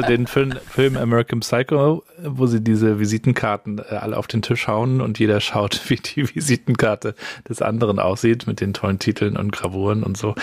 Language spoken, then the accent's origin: German; Rostock, Mecklenburg-Vorpommern, Germany; Ich bin ja in Rostock-Warnemünde aufgewachsen